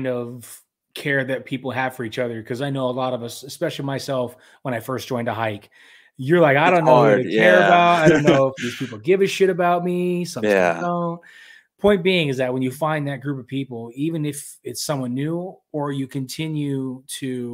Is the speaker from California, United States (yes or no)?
yes; Southern California, United States; I'm from Southern California